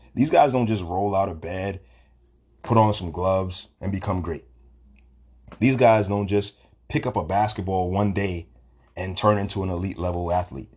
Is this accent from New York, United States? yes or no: yes; New York City, New York, United States; I'm a Brooklyn boy from Bed Stuy.